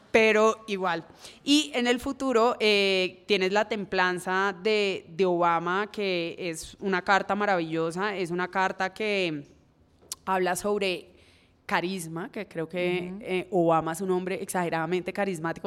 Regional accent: Cali, Valle del Cauca, Colombia; como persona caleña que soy

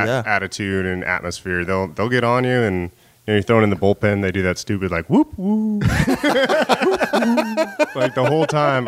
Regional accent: Rohnert Park, California, United States; Roner Park, California. It's about an hour north of San Francisco.

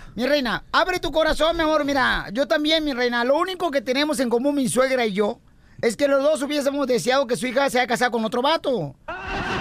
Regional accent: Jalisco, Mexico; Jalisco, en mi pueblo natal, yo fui director de cine

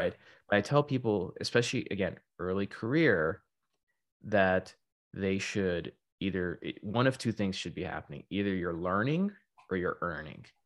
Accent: Texas, United States; also born or lived in Florida / Silicon Valley; now in Southern California, United States; I'm originally from Texas, but I was living in Florida

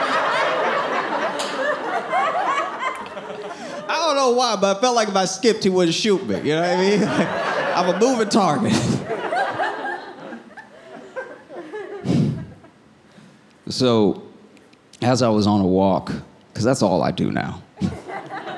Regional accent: the South, United States; I was raised in the South

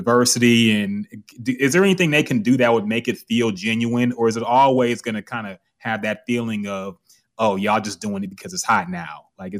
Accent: Houston, Texas, United States; Especially growing up in Houston, I'm just like, I whatever the result is, man, it's, I'm rolling with it.

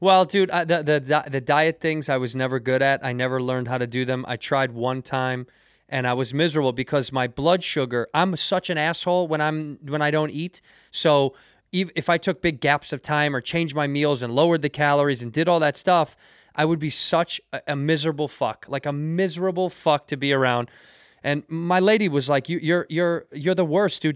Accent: Chicago, Illinois, United States; moved away as an adult; now in Los Angeles, United States; I'm born and raised in Chicago

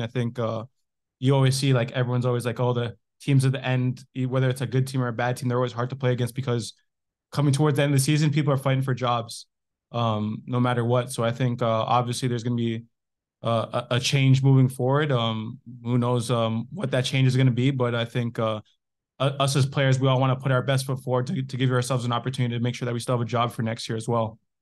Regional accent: Canada; I grew up in Canada

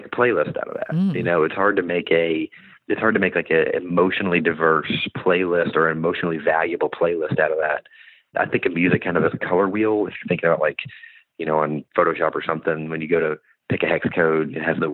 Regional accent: Bentonville, Arkansas, United States; moved away as an adult; also born or lived in Nashville; I'm originally from Bentonville, Arkansas, which is the home of Walmart

